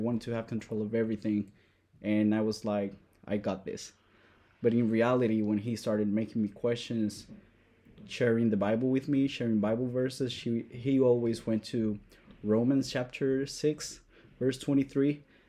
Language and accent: English; Puerto Rico; born or raised there; moved away; also born or lived in Madison, Wisconsin